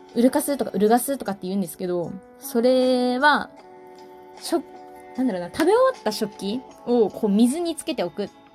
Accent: Miyagi, Japan; accent: Miyagi dialect; now in Tokyo, Japan; 私東北東北って言ってるんですけど宮城県から出てきたんですけど

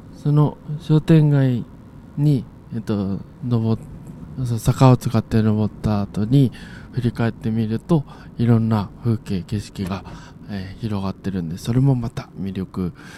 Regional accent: Hitachiota, Ibaraki, Japan; 私、地元があ茨城県の日立太田というところなんですけれども

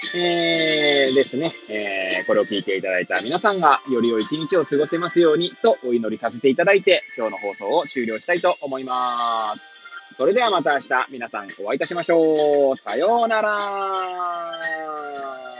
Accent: Hachioji, Tokyo, Japan; moved away as an adult; now in Kamaishi, Japan; 私、八王子生まれ、八王子育ちで

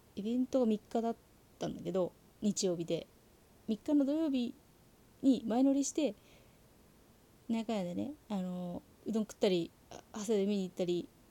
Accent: Saitama, Japan; 自分が生まれ育ったところがあの埼玉県

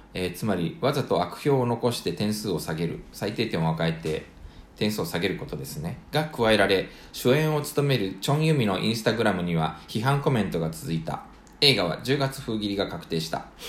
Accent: Japan; also born or lived in South Korea; 日本生まれ韓国在住経験あり仕事でたまに聞きしている日本人

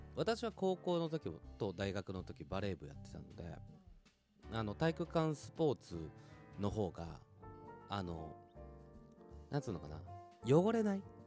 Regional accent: Tokyo, Japan; うちの奥さんは もう東京の人だし、私も東京の人

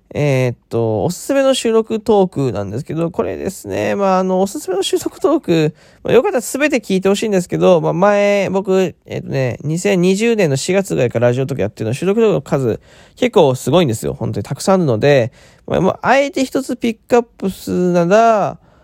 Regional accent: Fukuoka, Japan; also born or lived in Chiba Prefecture; now in Chiba, Japan; 出身地は福岡県ですね。え今住んでるところは千葉県でございます。

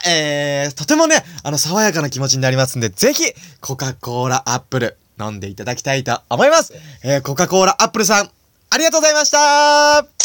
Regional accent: Nagano, Japan; 長野県出身

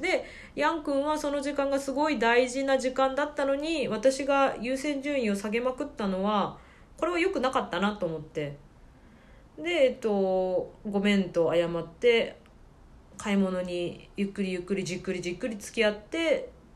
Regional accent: Kyushu, Japan; moved away as an adult; now in Shenzhen, China; 私九州の出身なので

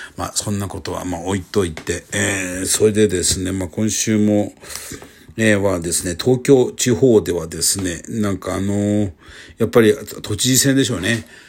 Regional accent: Kyushu, Japan; moved away; 僕の地元の九州

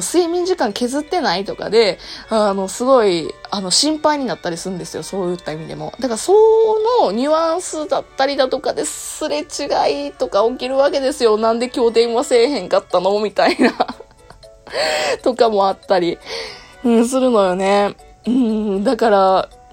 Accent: Kansai, Japan; accent: Kansai-ben; 私、関西弁などもあって

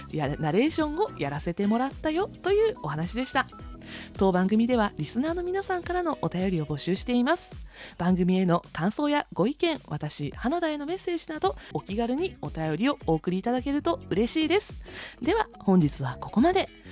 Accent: northern Kyushu, Japan; 私も九州北部の人間なので

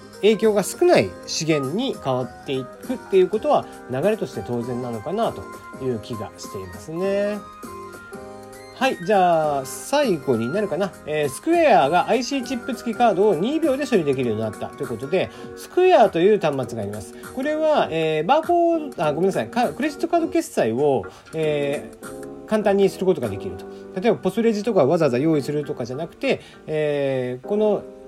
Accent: Kyushu, Japan; 九州出身

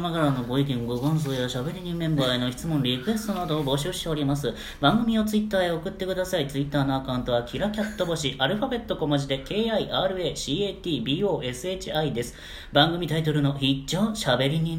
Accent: Miyazaki, Japan; 宮崎県から参りました、

